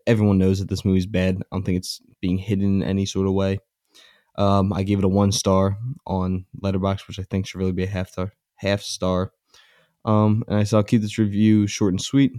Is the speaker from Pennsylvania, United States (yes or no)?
yes; Philadelphia, Pennsylvania, United States; I'm a Philadelphian